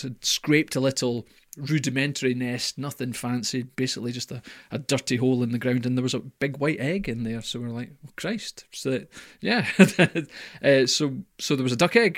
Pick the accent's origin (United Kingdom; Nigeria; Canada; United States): United Kingdom; Scotland; I'm Scottish